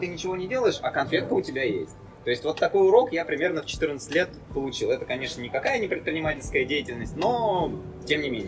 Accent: Russia; я хоть на, наполовину болгарин, но я, так как я вырос большую часть в России, я всегда считал себя, что, что я русский

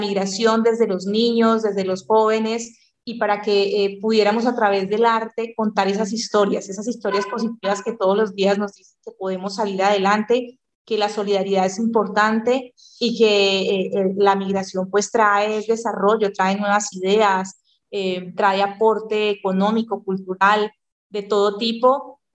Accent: Colombia; los colombianos somos colombianos

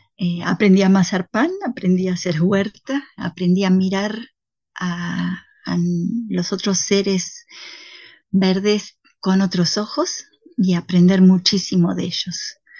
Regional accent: Buenos Aires, Argentina; moved away as an adult; also born or lived in Andean Patagonian forest; now in Patagonia, Argentina; del 80% de los que viven acá somos emigrados porteños

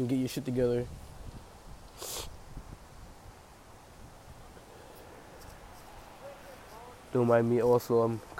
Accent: Pawtucket, Rhode Island, United States; I'm from Pawtucket, Rhode Island

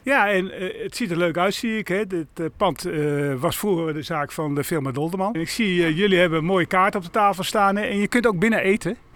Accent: Turkey; Dutch is a second language; now in Zutphen, Netherlands; Ik ben Turks.

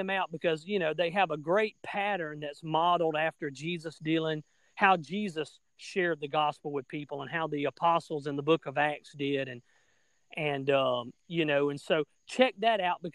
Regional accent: South Alabama, United States; Down here in Alabama, which you can probably tell by the way I talk, at least I'm from South Alabama, here in the United States.

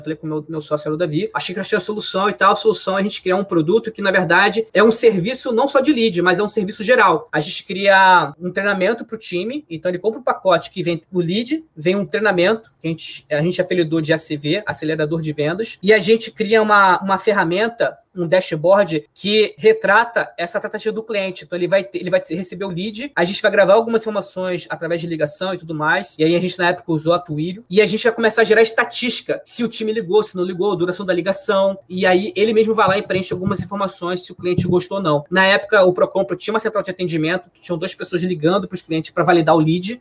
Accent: Rio de Janeiro, Brazil; moved away as an adult; now in São Paulo, Brazil; sou carioca

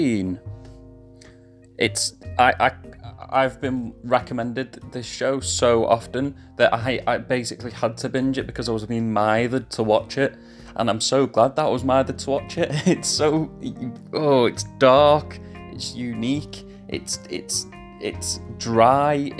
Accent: England, United Kingdom; accent: English; I'll go back to being English now

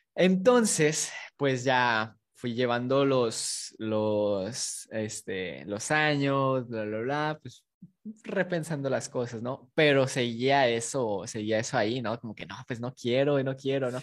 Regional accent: Matamoros, Tamaulipas, Mexico; also born or lived in Guadalajara, Jalisco; nací en Guadalajara, pero crecí en Tamaulipas

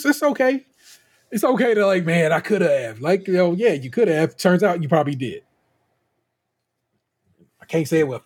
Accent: Michigan, United States; I was born in Michigan

